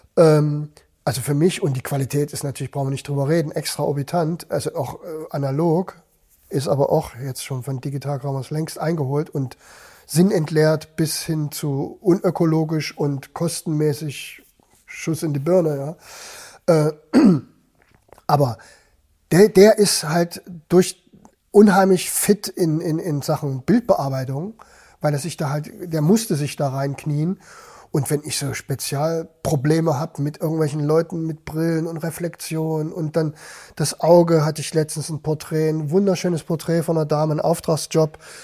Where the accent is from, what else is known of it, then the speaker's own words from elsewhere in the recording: Germany; als Deutscher